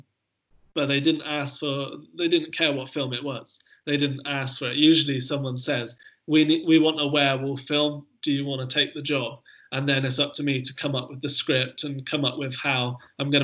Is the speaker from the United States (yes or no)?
no; Hilperton, South West England, United Kingdom; also born or lived in Bristol; I was born in Bristol, but I grew up most of my childhood living in a tiny little village called Hilperton, which is in Wiltshire near Trowbridge.